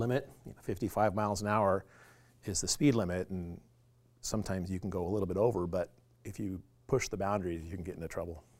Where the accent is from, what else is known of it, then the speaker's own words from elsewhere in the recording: Clearwater, Tampa, Saint Petersburg, Florida, United States; now in Alaska, United States; I'm actually originally from Florida